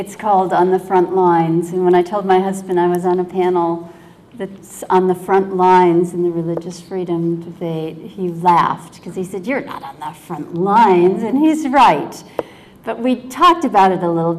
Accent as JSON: {"language": "English", "region": "Connecticut", "country": "United States", "tie": "born or raised there", "said": "I grew up in Connecticut."}